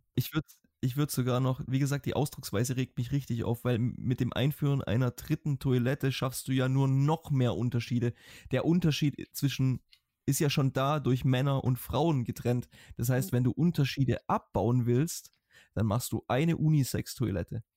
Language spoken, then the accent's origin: German; Germany; now in Iceland; wir Deutschen